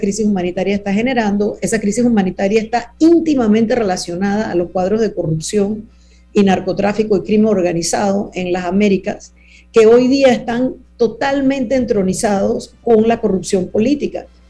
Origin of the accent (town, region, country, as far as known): Panama